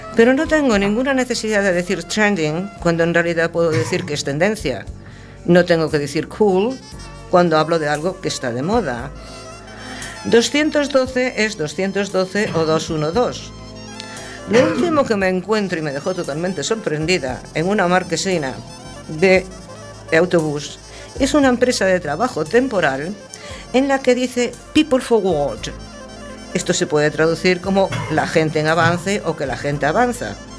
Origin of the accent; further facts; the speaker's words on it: Galicia, Spain; first language Galician; Spanish is a second language; E en galego en Galicia y en castellano en todo lugar donde mi lengua madre no sea entendida